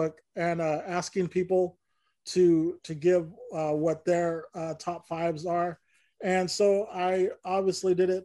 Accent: Bakersfield, California, United States; we're both from Bakersfield

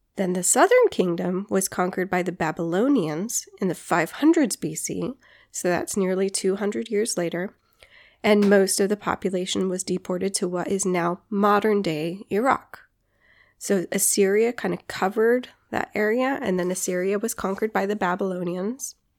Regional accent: Guam; Growing up on Guam, doing hikes on Guam

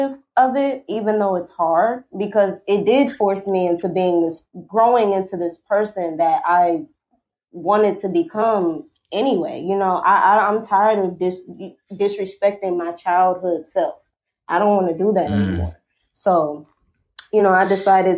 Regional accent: Milwaukee, Wisconsin, United States; moved away; my hometown, which is Milwaukee, Wisconsin

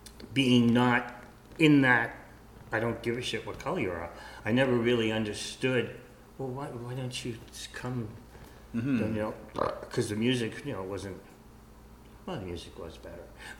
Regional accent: United States; moved away; I'm originally an American

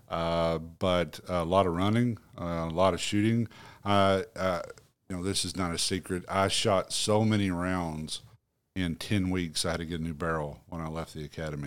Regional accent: Marmaduke, Arkansas, United States; I'm from Marmaduke, Arkansas.

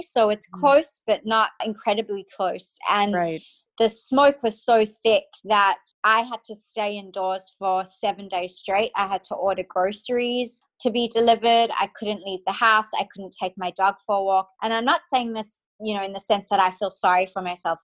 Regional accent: Perth, Western Australia, Australia; moved away as an adult; also born or lived in Cape Town, South Africa / United States; now in Sydney, Australia; was born in Cape Town, South Africa. I was raised in Perth, Australia, the most isolated city in the world.

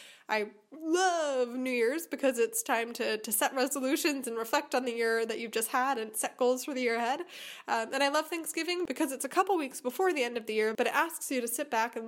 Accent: Chicago, Illinois, United States; now in Germany; I came from Chicago to a town near her hometown in Germany.

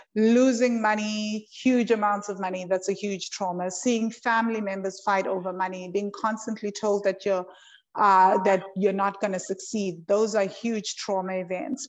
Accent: South Africa; I'm South African

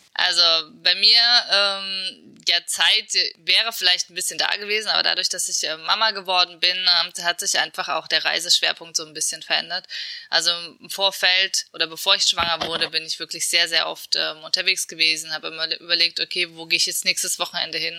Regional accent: Erfurt, Thuringia, Germany; Erfurt ist nicht zu unterschätzen. Also das ist äh, meine Geburtsstadt

